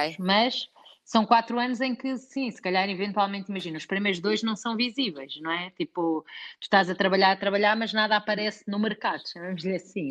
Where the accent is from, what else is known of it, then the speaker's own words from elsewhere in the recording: Portugal; nós que somos portugueses